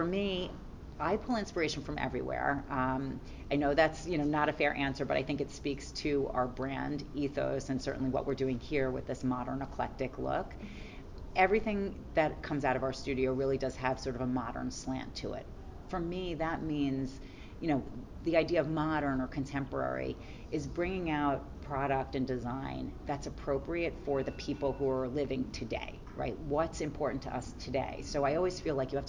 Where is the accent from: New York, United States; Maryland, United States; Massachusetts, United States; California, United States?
New York, United States; New York City; I'm a New Yorker, so certainly like the grit of the city, you know, inspires some of my work